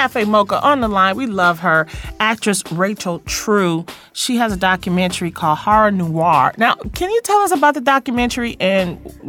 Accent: Detroit, Michigan, United States; I'm from Detroit.

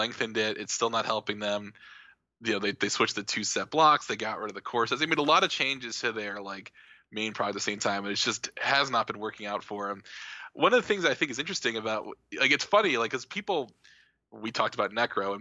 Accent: Provo, Utah, United States; in Provo, so I get to defend my hometown

